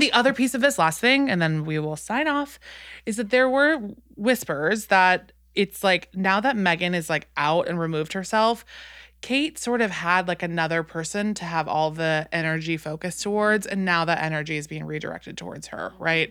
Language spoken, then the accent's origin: English; New Orleans, Louisiana, United States; I'm from New Orleans